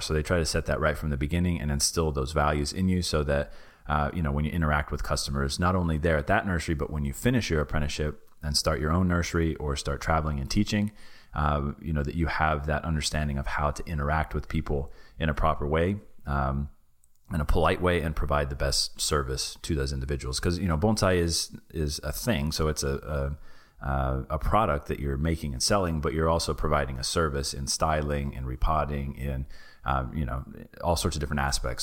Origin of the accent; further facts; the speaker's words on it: Knoxville, Tennessee, United States; moved away as an adult; also born or lived in Japan; my hometown in, uh, Knoxville, Tennessee